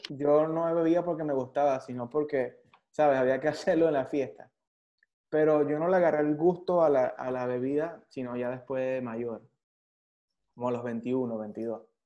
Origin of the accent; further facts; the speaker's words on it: San Juan de los Morros, Guárico, Venezuela; yo nací en San Juan de los Morros